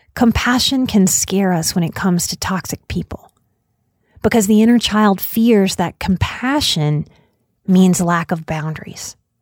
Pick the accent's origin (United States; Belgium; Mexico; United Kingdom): United States; As an American